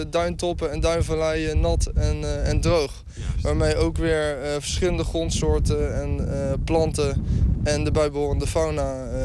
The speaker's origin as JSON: {"language": "Dutch", "country": "Netherlands", "said": "dat dat een resultaat is van menselijke ingrepen en natuur... waar we als Nederlanders heel groot in zijn."}